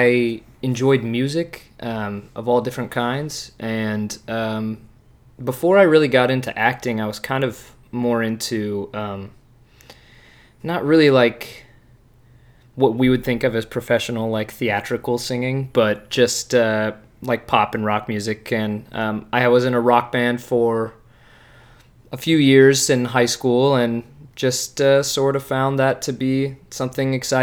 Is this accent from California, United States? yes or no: yes; Dunsmuir, California, United States; moved away; It's called Dunsmuir, California.